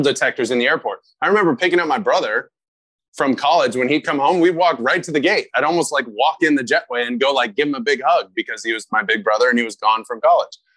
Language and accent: English; California, United States; I grew up here in California